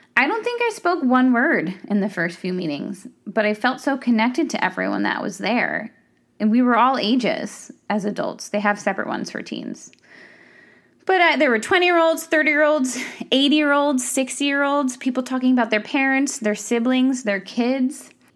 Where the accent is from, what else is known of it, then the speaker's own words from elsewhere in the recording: Ulster County, New York, United States; I grew up in Ulster County